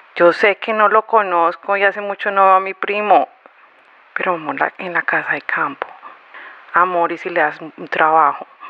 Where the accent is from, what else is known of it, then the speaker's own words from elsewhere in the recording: Colombia; moved away as an adult; also born or lived in Florence, Italy; now in Sydney, Australia; Volví a Colombia en el año de mil novecientos noventa y nueve